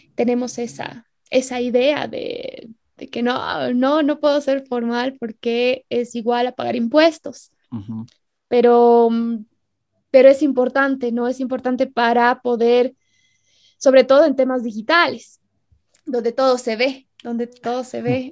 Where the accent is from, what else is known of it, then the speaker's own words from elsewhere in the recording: Bolivia; En Bolivia nos pasa harto eso. No, es que soy boliviano